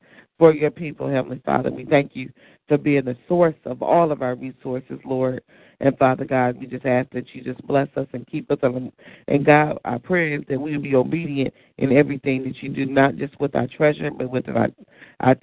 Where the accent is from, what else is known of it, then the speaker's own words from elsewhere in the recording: Detroit, Michigan, United States; my hometown, Detroit